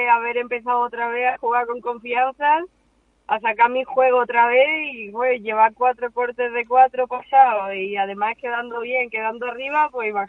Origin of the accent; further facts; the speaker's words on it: Spain; porque como somos siete, ocho españolas jugando en Simetra